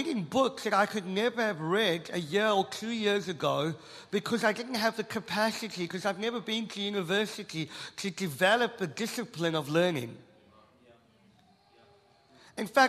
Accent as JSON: {"language": "English", "country": "South Africa", "said": "I'm South African"}